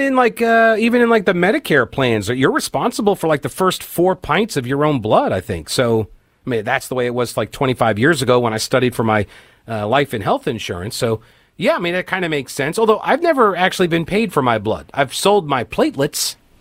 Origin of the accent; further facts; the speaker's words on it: United States; as an American